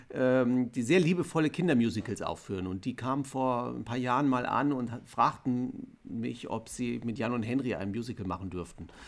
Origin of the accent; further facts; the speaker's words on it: West Germany, Germany; wir sind im Westen